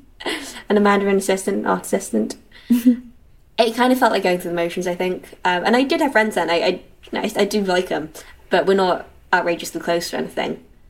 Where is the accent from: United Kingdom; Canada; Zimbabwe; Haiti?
United Kingdom; London; moved away as an adult; now in Edinburgh, United Kingdom; I grew up in London. We were in Rotherhithe, and then we moved to North London when I was 4 or 5, first my school. Then I came up to Edinburgh for uni, and here I still am.